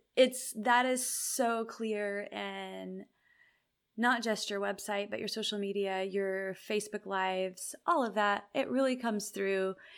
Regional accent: the South, United States; now in Waco, United States; I'm from the South, so I, it's in my vernacular.

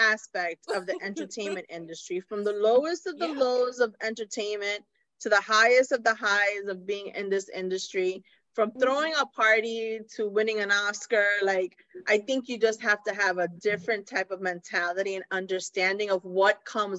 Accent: New York, United States; all of us are from the Bronx, right? We all went to high school together.

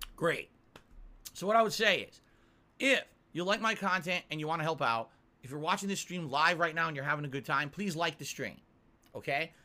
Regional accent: Connecticut, United States; moved away; I come from Connecticut.

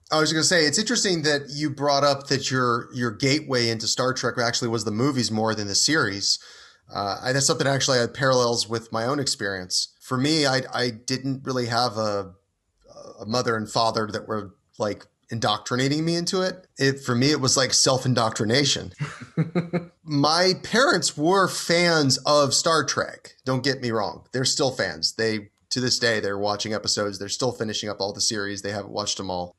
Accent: Houston, Texas, United States; as a child growing up in Houston, Texas in the nineteen nineties

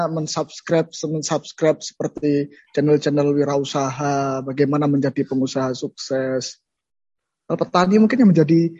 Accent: Jember, East Java, Indonesia; dan saya asli dari Kabupaten Jember

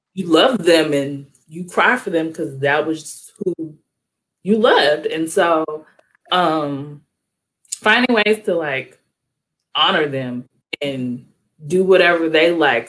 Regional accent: East Point, Georgia, United States; I'm from East Point

